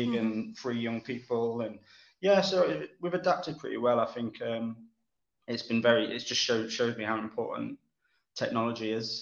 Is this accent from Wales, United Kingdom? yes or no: no; Cromford, East Midlands, United Kingdom; moved away as an adult; now in Manchester, United Kingdom; I was born not far from Manchester, a place called Derbyshire. Well, a little village called Cromford, which is in Derbyshire